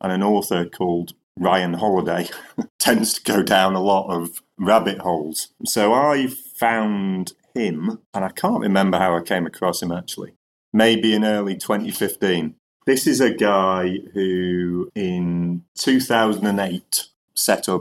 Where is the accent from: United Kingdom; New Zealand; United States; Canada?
United Kingdom; Cheshire, North West England; also born or lived in Glasgow; now in Scotland, United Kingdom; I grew up in Cheshire and I've lived in Scotland for maybe 30 years.